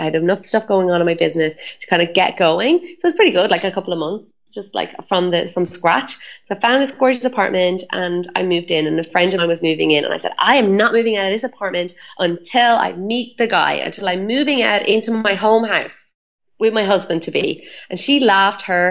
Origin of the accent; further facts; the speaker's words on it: Ireland; I'm Irish